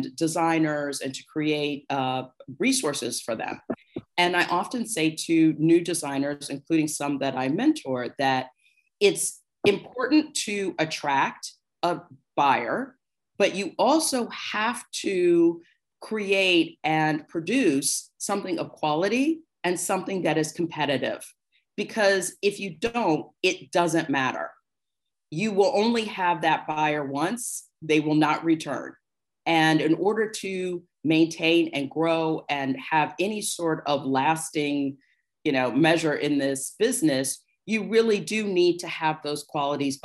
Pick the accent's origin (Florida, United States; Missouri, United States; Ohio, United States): Ohio, United States; Cincinnati; moved away; also born or lived in New York; I was from Cincinnati